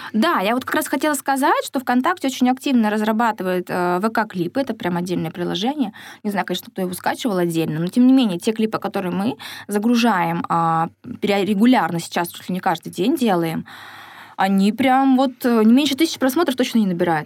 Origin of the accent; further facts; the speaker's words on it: Siberia, Russia; now in Surgut, Russia; Сибирячка, провинциалка